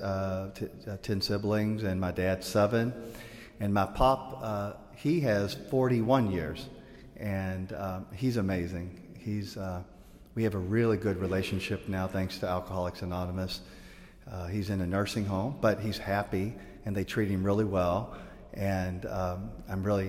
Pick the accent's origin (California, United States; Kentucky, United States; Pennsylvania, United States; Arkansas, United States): Kentucky, United States; Louisville; As a little guy, I grew up in Louisville, Kentucky.